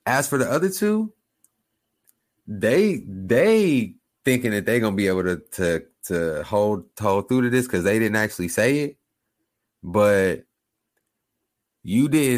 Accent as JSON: {"language": "English", "region": "Oklahoma", "country": "United States", "tie": "born or raised there", "said": "I grew up in Oklahoma"}